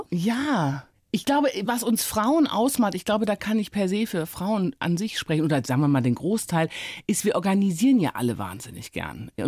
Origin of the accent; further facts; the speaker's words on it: Rhineland, Germany; now in Berlin, Germany; Also ich war ja sozusagen als Rheinländerin erstmal entwurzelt in Berlin.